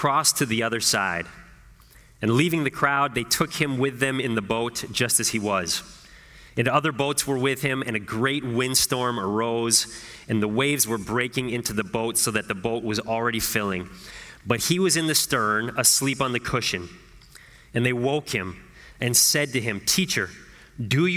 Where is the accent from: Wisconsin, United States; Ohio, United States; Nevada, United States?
Ohio, United States; Northeast; moved away as an adult; also born or lived in Chicago; my hometown in Northeast Ohio.